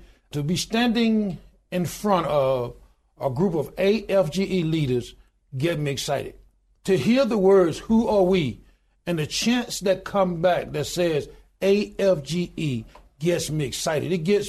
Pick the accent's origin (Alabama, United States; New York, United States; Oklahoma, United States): Alabama, United States; Goodwater; I was born in the Deep South. I was born in a little small town in Goodwater, Alabama, population 1,292 today.